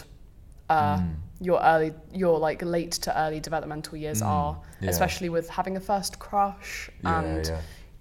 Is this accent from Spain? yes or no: no; England, United Kingdom; as an English person